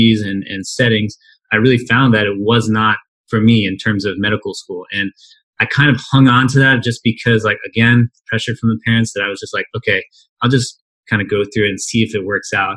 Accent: Midwest, United States; also born or lived in St. Louis, Missouri; I grew up in the Midwest, and I went to school in St. Louis

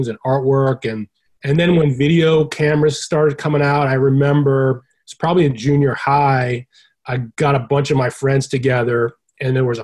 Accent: Boston, Massachusetts, United States; I grew up in Boston

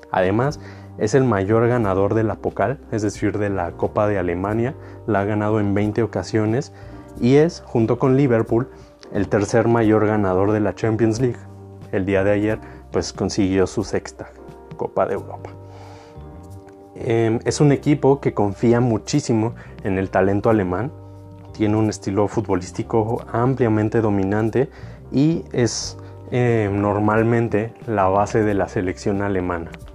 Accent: Mexico; los mexicanos

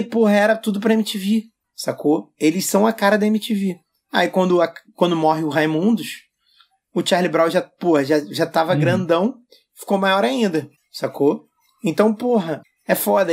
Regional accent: Rio de Janeiro, Brazil; eu sou carioca

